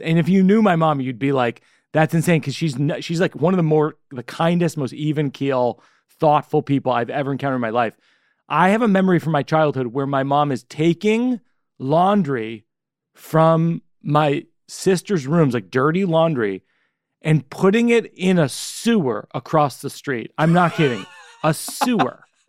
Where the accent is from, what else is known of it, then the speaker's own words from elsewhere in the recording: Shrewsbury, Massachusetts, United States; Shrewsbury's my hometown